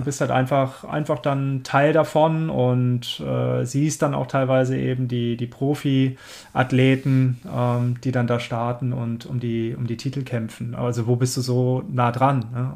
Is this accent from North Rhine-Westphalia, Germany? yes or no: no; Swabia, 30 km from Stuttgart, Baden-Württemberg, Germany; moved away; also born or lived in Cologne; ich komme ursprünglich aus dem Schwabeländle und äh, 30 Kilometer von Stuttgart entfernt